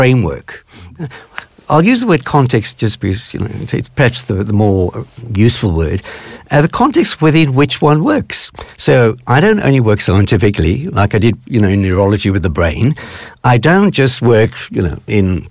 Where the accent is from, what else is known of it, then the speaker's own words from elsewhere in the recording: South Africa; growing up in South Africa, which at that time was apartheid run